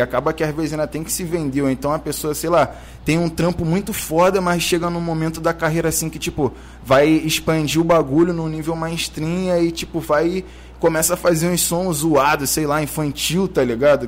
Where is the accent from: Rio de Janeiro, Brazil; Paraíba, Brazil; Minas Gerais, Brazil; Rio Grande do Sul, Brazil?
Rio de Janeiro, Brazil; sou da Cidade Alta, mano. Sou criado da Cidade Alta.